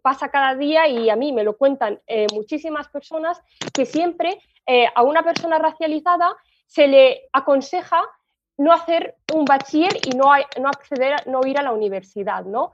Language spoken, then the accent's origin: Spanish; Spain; nací en España